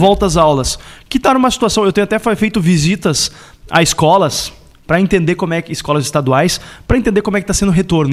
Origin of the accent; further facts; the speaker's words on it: Porto Alegre, Rio Grande do Sul, Brazil; eu sou natural de Porto Alegre, vivo em Porto Alegre